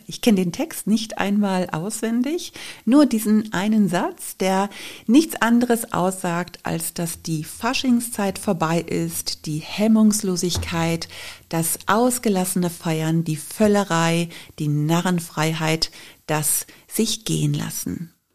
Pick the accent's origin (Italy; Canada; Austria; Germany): Germany; Cologne, North Rhine-Westphalia; Ich bin ja in Köln groß geworden, habe Karneval als Kind geliebt